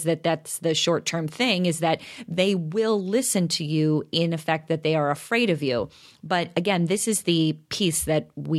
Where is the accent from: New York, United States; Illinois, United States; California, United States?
Illinois, United States; DeKalb; I grew up in DeKalb, so everything was in a cornfield.